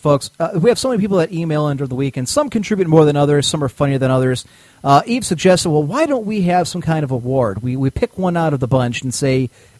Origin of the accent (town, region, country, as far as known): Cleveland, Ohio, United States